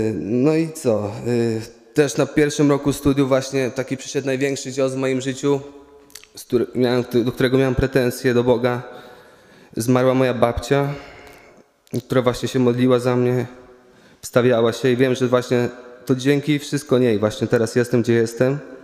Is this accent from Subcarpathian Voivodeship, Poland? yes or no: no; Łuków, Lublin Voivodeship, Poland; pochodzę z Łukowa